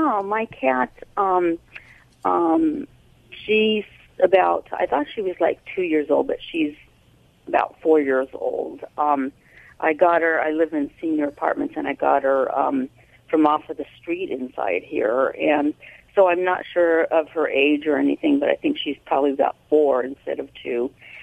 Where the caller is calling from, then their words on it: Riverside, California, United States; I'm calling from Riverside, California.